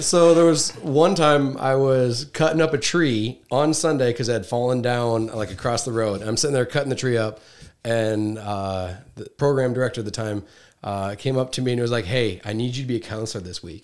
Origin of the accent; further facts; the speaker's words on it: Iowa Falls, Iowa, United States; I'm from Iowa